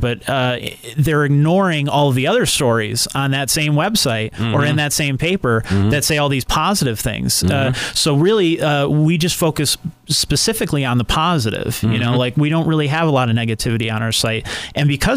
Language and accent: English; Scranton, Pennsylvania, United States; I was born and raised in Scranton. I'm a West Sider